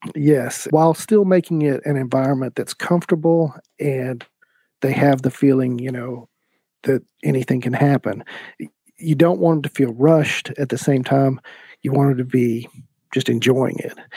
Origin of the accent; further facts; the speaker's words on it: East Tennessee, United States; I started out getting a music degree at ETSU because I'm from East Tennessee